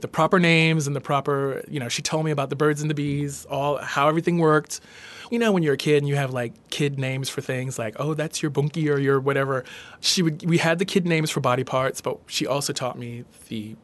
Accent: New York City, New York, United States; also born or lived in Brooklyn / Rosedale, Queens; I grew up in New York City, born in Brooklyn, lived in Brooklyn till I was about 11, and then we moved out to Rosedale, Queens, past JFK Airport

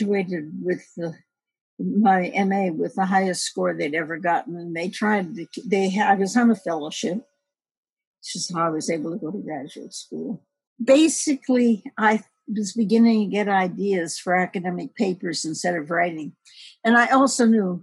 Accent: Detroit, Michigan, United States; I grew up in a predominantly Black neighborhood in Detroit

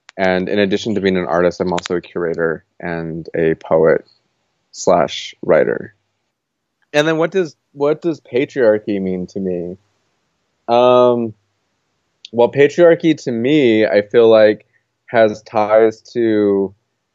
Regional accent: Gallup, New Mexico, United States; moved away as an adult; now in Portland, United States; I'm originally from Gallup, New Mexico. I grew up in Gallup for the first 18 years of my life

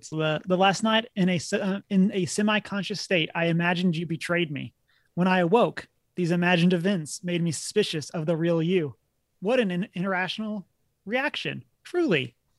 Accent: Texas, United States; as a Texan, there was a significant portion of my life where I was listening to country music.

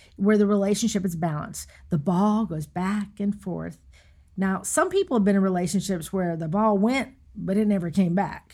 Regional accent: Raleigh, North Carolina, United States; when I got back to the Raleigh area, which I'm from North Carolina

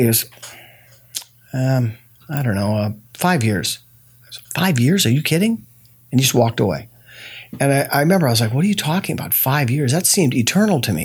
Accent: Los Angeles, California, United States; born or raised there

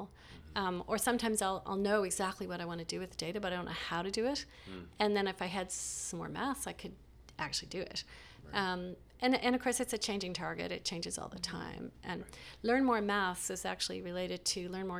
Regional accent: Nova Scotia, Canada; moved away; also born or lived in Montreal; I grew up in Nova Scotia, which is a small place on the edge of the planet

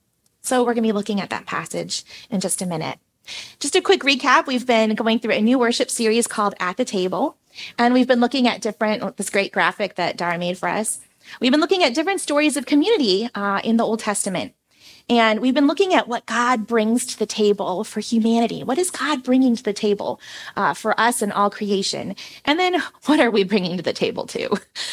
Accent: Philippines; And I grew up in the Philippines, as many of you know

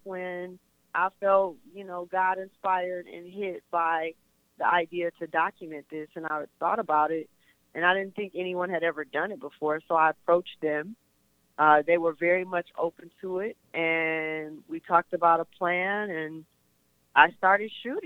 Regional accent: Flint, Michigan, United States; moved away as an adult; now in Los Angeles, United States; where I grew up in Flint

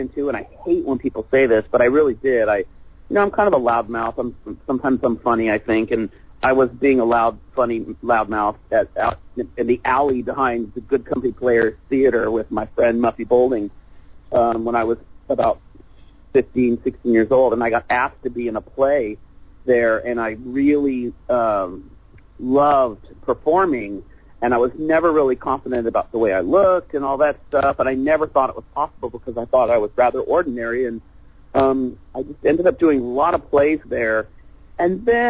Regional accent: Fresno, California, United States; also born or lived in Clovis, California; Fresno, California, Clovis, California. And we kind of just did shows around that vicinity. It's like Central California.

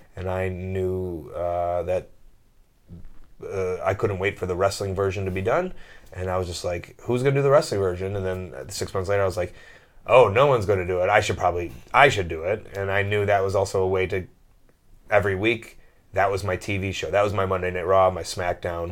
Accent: United States; moved away; I'm this American jock

